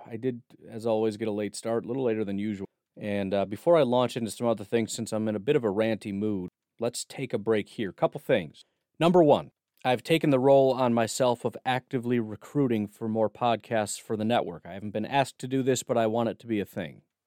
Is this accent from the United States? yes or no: yes; Illinois, United States; When I grew up in Illinois